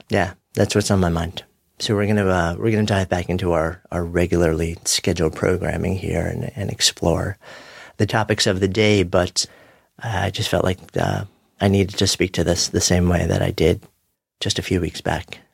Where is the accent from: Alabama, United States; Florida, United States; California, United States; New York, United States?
New York, United States; New York City